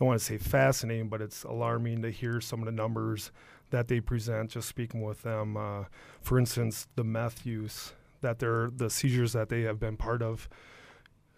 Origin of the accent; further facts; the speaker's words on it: Shiocton, Wisconsin, United States; also born or lived in Stevens Point, Wisconsin / Freedom, Wisconsin; I am very local. I grew up in Shiocton.